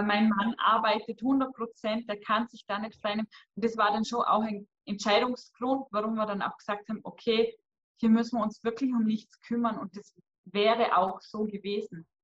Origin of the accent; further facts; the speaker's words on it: Vorarlberg, Austria; bei uns im Ländle in Lustenau vor Ort